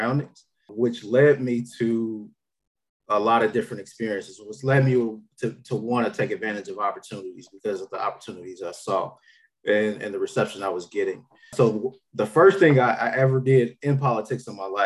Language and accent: English; Chicago, Illinois, United States; moved away as an adult; now in Jefferson City, United States; I'm actually from Chicago, born and raised in Chicago, Illinois.